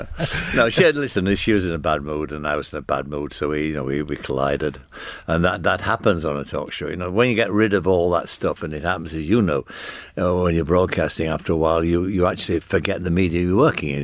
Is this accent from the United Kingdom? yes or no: yes; United Kingdom; accent: northern (Granada Land accent); you had to have an accent like mine to get a job there. I couldn't have got a job at the B B C as a doorman. with my accent